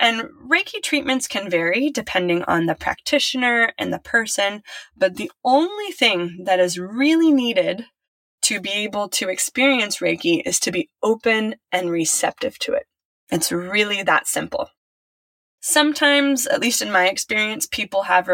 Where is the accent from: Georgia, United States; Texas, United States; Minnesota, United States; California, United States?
California, United States; Silicon Valley; I was raised in Silicon Valley.